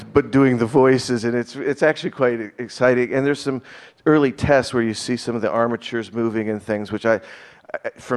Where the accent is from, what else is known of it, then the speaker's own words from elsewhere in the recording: Burbank, California, United States; growing up in Burbank